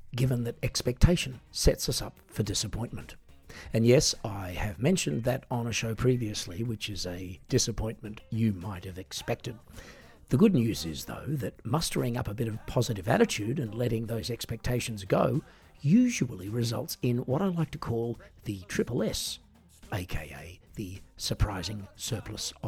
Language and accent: English; Australia; I'm an Australian singer-songwriter